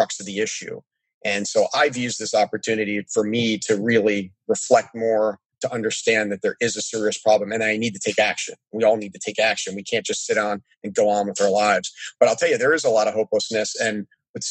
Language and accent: English; Annapolis, Maryland, United States; I grew up in Annapolis, Maryland, next to the Naval Academy.